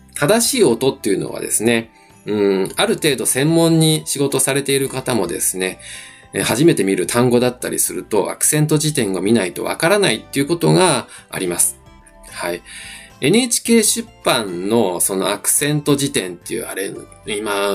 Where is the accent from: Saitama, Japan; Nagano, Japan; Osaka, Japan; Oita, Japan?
Osaka, Japan; first language Japanese; 自分もですね、あの、大阪出身